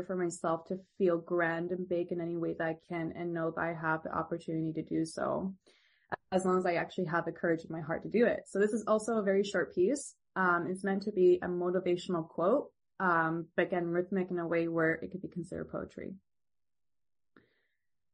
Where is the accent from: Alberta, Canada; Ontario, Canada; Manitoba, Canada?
Ontario, Canada; I'm originally from Ontario